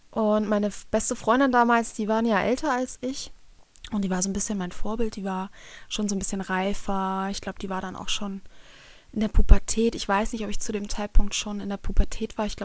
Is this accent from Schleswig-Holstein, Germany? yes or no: yes; Kiel, Schleswig-Holstein, Germany; meinem Vater zwei Gaststätten äh, gehört haben in meiner Heimatstadt Kiel, wo ich aufgewachsen bin.